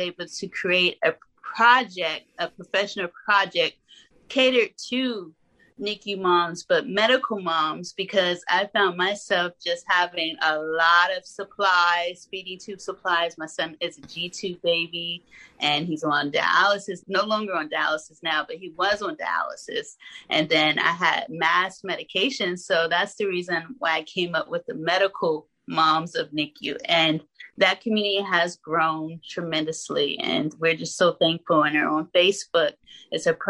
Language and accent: English; Arkansas, United States; I'm from Arkansas